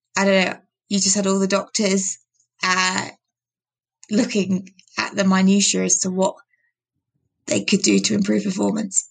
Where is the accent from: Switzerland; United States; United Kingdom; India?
United Kingdom; I'm British